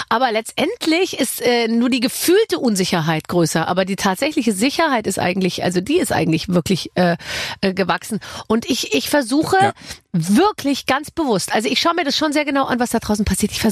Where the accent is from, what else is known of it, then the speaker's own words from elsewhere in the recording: Gröbenzell, Bavaria, Germany; in so einem Vorort von München, in Gröbenzell.